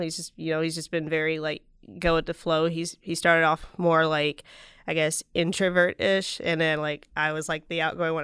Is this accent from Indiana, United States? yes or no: no; Vicksburg, Mississippi, United States; moved away as an adult; also born or lived in New Jersey; I'm originally from Vicksburg